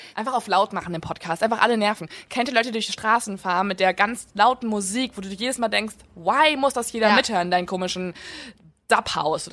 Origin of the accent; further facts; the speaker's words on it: near Eickelborn, North Rhine-Westphalia, Germany; die ist bei uns in der Nähe